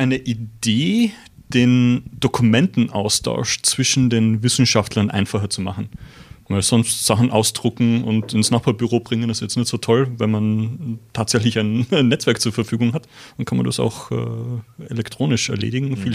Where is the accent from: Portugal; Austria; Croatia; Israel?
Austria; moved away as an adult; also born or lived in CERN, Geneva; now in Switzerland; Ich bin ursprünglich aus Österreich, bin jetzt aber schon seit 17 Jahren hier